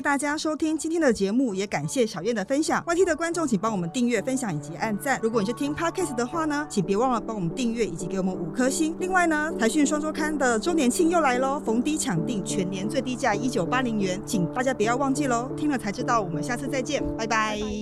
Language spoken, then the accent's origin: Chinese; Taiwan; 我们台湾人